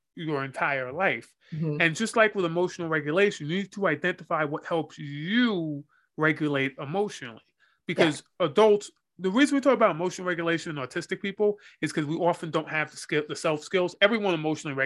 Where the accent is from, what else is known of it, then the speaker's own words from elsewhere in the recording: United States; I'm American